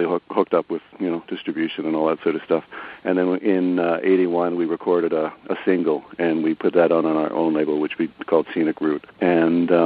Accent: Toronto, Ontario, Canada; we're from Toronto

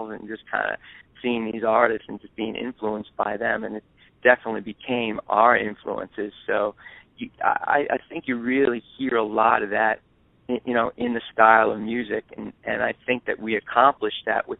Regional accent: New York City, New York, United States; We're both born and raised in New York City on the Lower East Side of Manhattan

